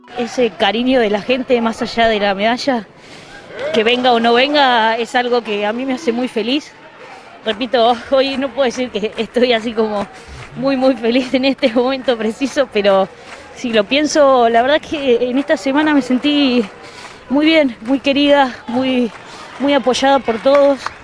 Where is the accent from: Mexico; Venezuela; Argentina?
Argentina; como argentina